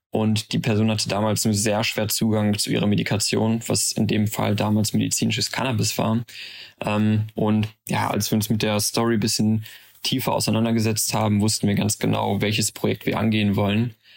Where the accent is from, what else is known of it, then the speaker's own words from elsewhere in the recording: Aachen, North Rhine-Westphalia, Germany; also born or lived in Maastricht; unserer Heimatstadt Aachen